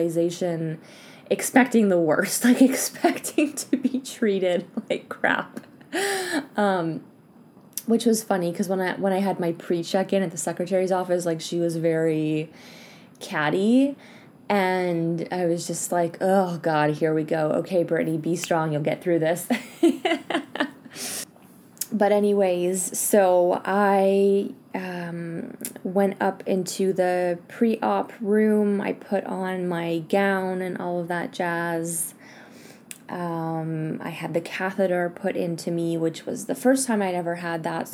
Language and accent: English; Canada; now in France; I am Canadian and I'm here living in France